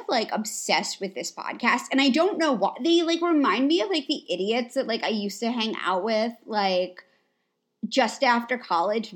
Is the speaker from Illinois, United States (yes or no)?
no; New York City, New York, United States; I grew up in New York and in New York City